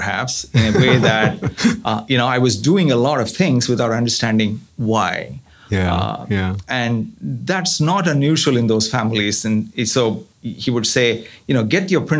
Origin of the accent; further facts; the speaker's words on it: Chennai, Tamil Nadu, India; moved away as an adult; now in United States; I grew up in southern part of India in Chennai, went to school in Chennai